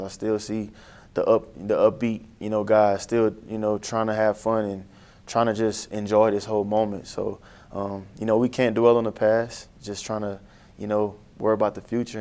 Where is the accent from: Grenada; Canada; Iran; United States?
United States; New Iberia, Louisiana; I'm a New Iberia homegrown kid. Louisiana.